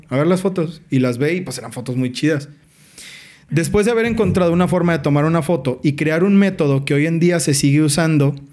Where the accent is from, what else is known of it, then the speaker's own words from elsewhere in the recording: Mexico; Así de atrasados estamos como sociedad mexicana